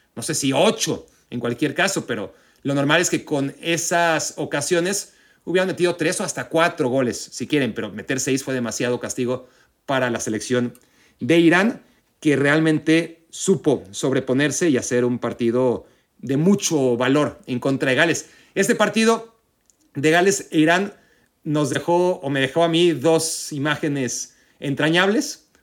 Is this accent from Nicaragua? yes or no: no; Mexico; como mexicano